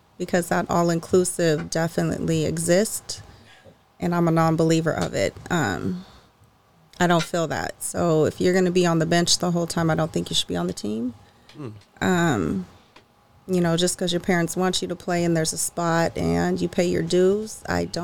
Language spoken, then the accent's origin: English; the Bay Area, California, United States; also born or lived in Fair Oaks, California / Sacramento, California; now in Roseville, United States; we're from the Bay. We were born in the Bay